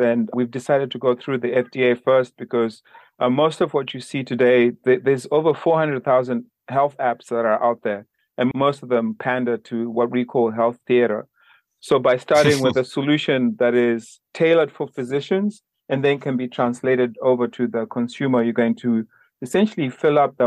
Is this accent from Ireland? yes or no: no; Zimbabwe; moved away; also born or lived in Minnesota / New York; I'm originally from Zimbabwe